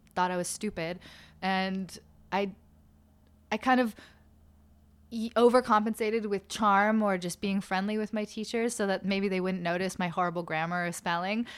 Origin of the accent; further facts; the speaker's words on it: Malibu, California, United States; also born or lived in Los Angeles / New York / Albany; I did make my way to Malibu with my family, and I went to school there